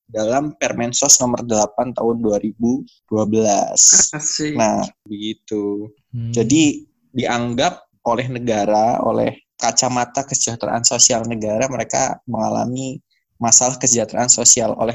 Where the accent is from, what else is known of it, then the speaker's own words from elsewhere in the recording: Pringsewu, Lampung, Indonesia; born there; Uh, saya lahir di Pringsewu ya.